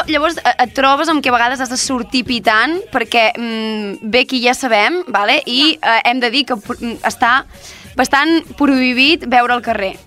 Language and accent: Catalan; Girona, Catalonia, Spain; moved away as an adult; now in Barcelona, Spain; que vinc de Girona, que és una ciutat